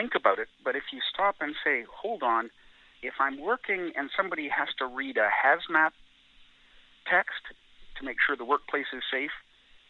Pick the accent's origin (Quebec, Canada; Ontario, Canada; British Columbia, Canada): British Columbia, Canada; Gulf Islands; I have fond memories of growing up in the Gulf Islands between Vancouver and Victoria